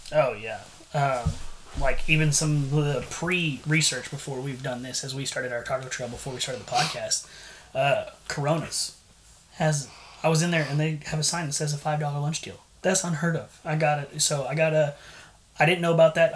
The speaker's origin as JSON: {"language": "English", "town": "San Antonio", "region": "Texas", "country": "United States", "tie": "born or raised there", "moved": "as an adult", "lives_now": "Bryan, United States", "said": "originally grew up in San Antonio, but now when I go places, I tell them, \"Hey, I'm from Bryan"}